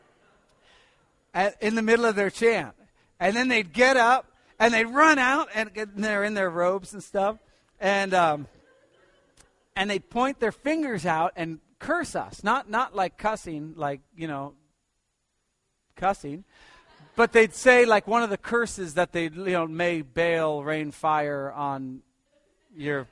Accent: Pasadena, California, United States; also born or lived in New Jersey; When I grew up, we lived in Pasadena. I moved from New Jersey to Pasadena

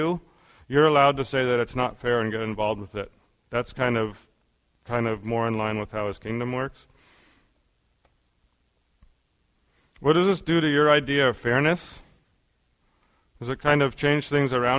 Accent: United States; being an American

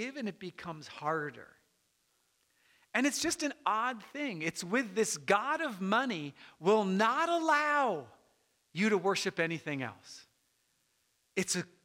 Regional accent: United States; I'm an American and I love America

